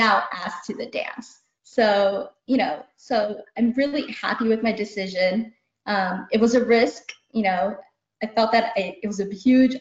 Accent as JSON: {"language": "English", "country": "United States", "tie": "born or raised there", "said": "I'm Indian American. As a young being growing up here back in the 80s"}